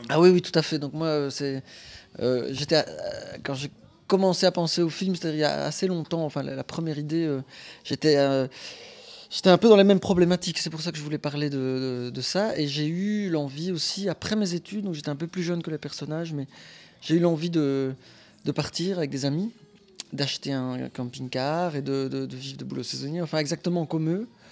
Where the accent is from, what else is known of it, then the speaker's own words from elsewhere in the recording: Belgium; Je suis belge.